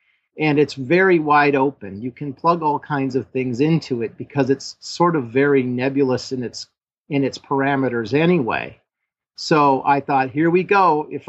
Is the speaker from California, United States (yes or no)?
yes; Los Angeles, California, United States; born there; So I thought, well, I was born in Los Angeles. So I thought, well, I'll come back down to Los Angeles